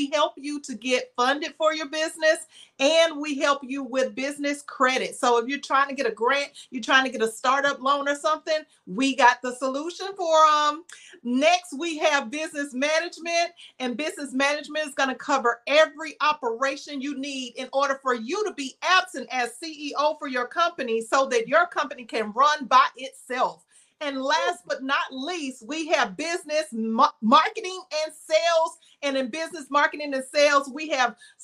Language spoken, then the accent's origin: English; South Carolina, United States; I'm from South Carolina. Because we here in South Carolina